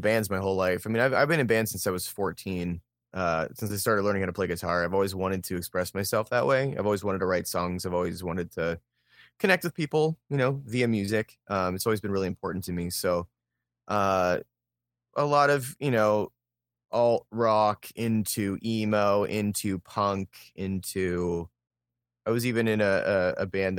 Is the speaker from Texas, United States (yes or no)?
no; Pittsburgh, Pennsylvania, United States; also born or lived in Philadelphia; now in Columbus, United States; So I grew up I grew up near Pittsburgh, and then I spent a lot of my growing up in Western Pennsylvania, and then I was in Philadelphia for a while, and then I moved to Columbus in 2009.